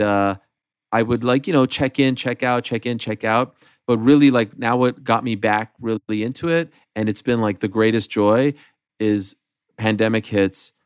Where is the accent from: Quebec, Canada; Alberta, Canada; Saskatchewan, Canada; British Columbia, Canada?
Quebec, Canada; Montreal; moved away as an adult; my friends in in the community that I grew up in in Montreal